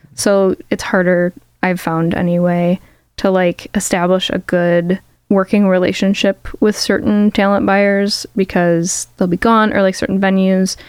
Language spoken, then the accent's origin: English; Chicago, Illinois, United States; I grew up in Chicago and like I started playing Chicago venues like as a kid